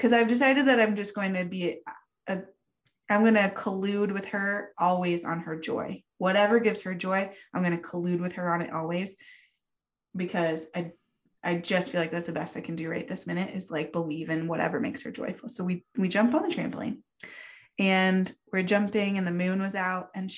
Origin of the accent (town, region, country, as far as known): Lander, Wyoming, United States; born or raised there; moved away